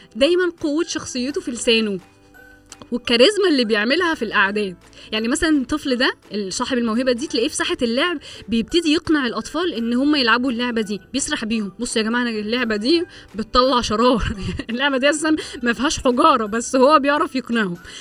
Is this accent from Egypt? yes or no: yes; Egypt; احنا عندنا في مصر